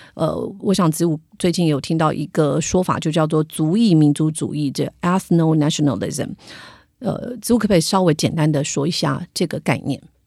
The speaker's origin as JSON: {"language": "Chinese", "country": "Taiwan", "said": "我们台湾人"}